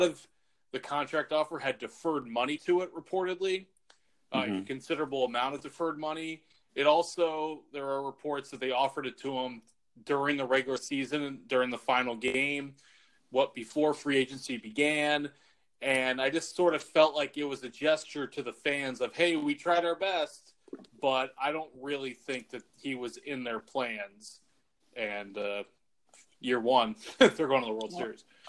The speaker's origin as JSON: {"language": "English", "town": "Atlanta", "region": "Georgia", "country": "United States", "tie": "born or raised there", "moved": "as an adult", "lives_now": "Washington, D.C., United States", "said": "I grew up in Atlanta"}